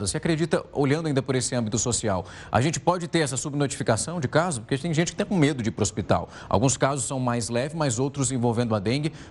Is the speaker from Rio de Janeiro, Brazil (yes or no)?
no; Ribeirão Preto, São Paulo, Brazil; Marcelo, eu sou de uma cidade do interior de São Paulo, que é Ribeirão Preto, onde nós passávamos por vários surtos de dengue.